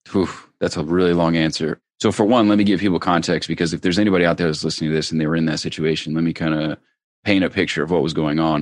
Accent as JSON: {"language": "English", "town": "Cincinnati", "region": "Ohio", "country": "United States", "tie": "born or raised there", "said": "I grew up in Ohio."}